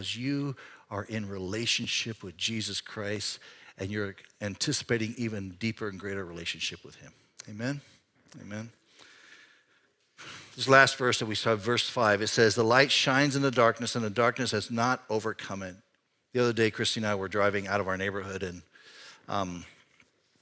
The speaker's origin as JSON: {"language": "English", "country": "Panama", "tie": "born or raised there", "moved": "yes", "lives_now": "Iowa, United States", "said": "When I grew up in Panama, I grew up, Panama is a tropical country"}